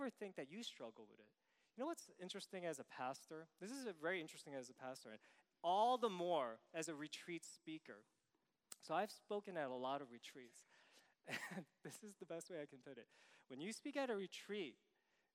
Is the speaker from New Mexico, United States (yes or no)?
no; New York City, New York, United States; I'm from New York City